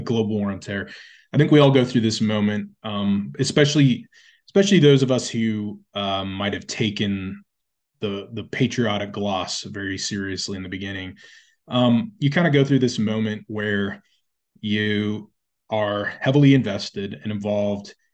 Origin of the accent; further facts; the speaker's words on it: United States; we as, as a people, as the American people